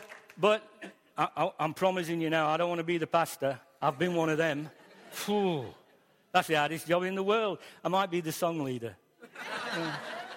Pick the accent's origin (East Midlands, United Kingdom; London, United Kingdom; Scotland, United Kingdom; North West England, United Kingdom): East Midlands, United Kingdom; Newton / Ilkeston; the last 2 years of my schooling life, from 14 to 16, was in Ilkeston. I came from Newton down to Westhouses on the bus